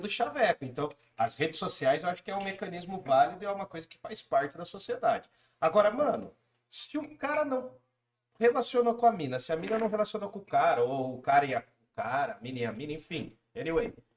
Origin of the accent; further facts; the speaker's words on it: Jundiaí, São Paulo, Brazil; Nós somos de Jundiaí